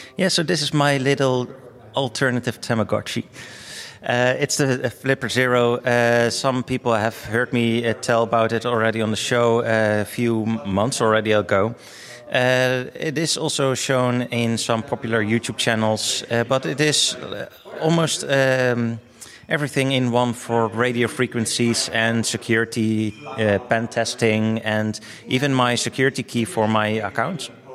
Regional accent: Netherlands; I'm from the Netherlands

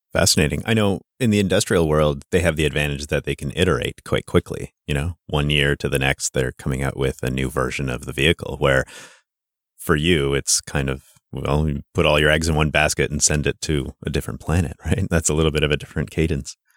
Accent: Sudbury, Ontario, Canada; I'm from Sudbury, Ontario, which is a mining town in northern Ontario

